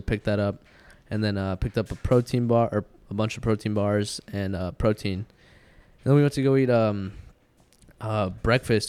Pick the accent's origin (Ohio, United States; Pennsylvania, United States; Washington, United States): Washington, United States; moved away as an adult; now in California, United States; we grew up in Washington